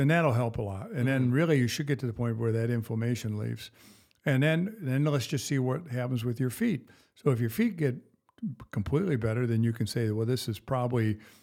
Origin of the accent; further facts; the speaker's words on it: Battle Creek, Michigan, United States; I grew up around the Battle Creek area, Battle Creek, Michigan.